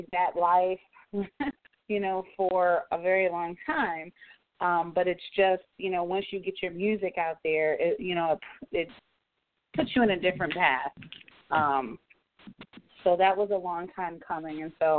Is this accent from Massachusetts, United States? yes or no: yes; Boston, Massachusetts, United States; moved away as an adult; now in Springfield, United States; I grew up, I was born in Boston